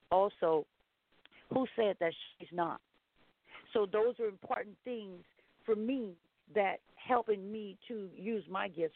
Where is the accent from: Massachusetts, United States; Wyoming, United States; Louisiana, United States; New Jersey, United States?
Louisiana, United States; Baton Rouge; also born or lived in Independence, Louisiana; I was born in Independence, Louisiana, raised on a tribe, Lolly Kemp, tribe in Louisiana, moved to Baton Rouge, continued to be reared there